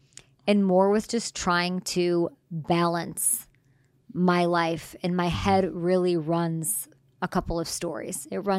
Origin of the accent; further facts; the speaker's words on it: Chicago, Illinois, United States; born there; Well, I was born in Chicago, so...